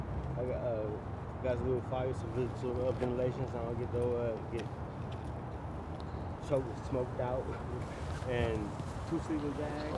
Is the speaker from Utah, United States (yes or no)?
no; Michigan, United States; moved away; also born or lived in Washington State; I'm born and raised in Michigan, but I came here from Washington.